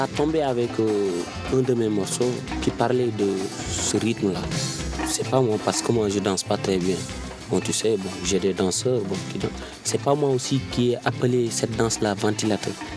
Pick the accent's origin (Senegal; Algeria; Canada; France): Senegal; moved away; je suis sorti du Sénégal